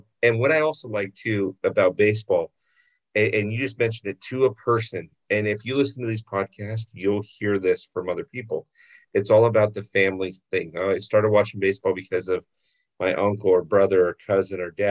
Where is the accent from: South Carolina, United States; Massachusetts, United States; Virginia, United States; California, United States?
California, United States; Orange County; I grew up in Orange County.